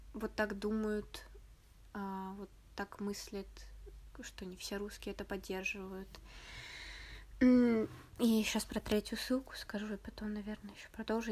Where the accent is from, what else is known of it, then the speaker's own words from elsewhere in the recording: Tomsk, Tomsk Oblast, Russia; В моем родном городе